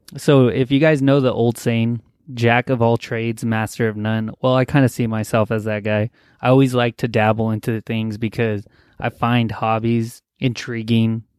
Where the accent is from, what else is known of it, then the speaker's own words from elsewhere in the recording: Los Angeles, California, United States; I'm from California, L A area, and I live in a California bubble